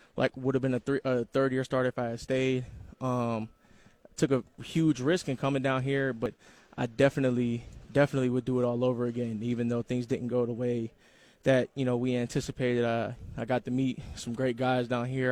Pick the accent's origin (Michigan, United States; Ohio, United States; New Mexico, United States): Ohio, United States; Columbus; moved away; I'm from Columbus, Ohio